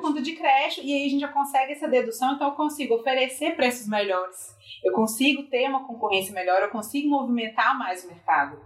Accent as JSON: {"language": "Portuguese", "region": "Minas Gerais", "country": "Brazil", "said": "eu sou de Minas, acho que evidentemente pelo sotaque"}